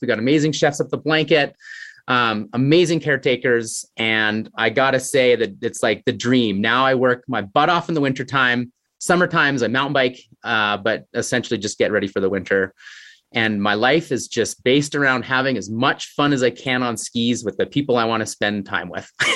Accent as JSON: {"language": "English", "town": "Canmore", "region": "Alberta", "country": "Canada", "tie": "born or raised there", "said": "growing up in Canmore, I got introduced to a great skiing community."}